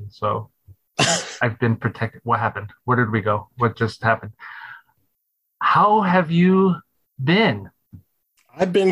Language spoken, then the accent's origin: English; Phoenix, Arizona, United States; I was born in Phoenix, Arizona.